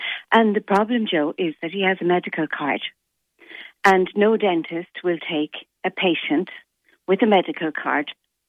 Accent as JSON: {"language": "English", "town": "Limerick", "region": "Munster", "country": "Ireland", "also_born_or_lived": "Cork", "said": "I moved back to Limerick I'm from Limerick originally, and I moved back from Cork."}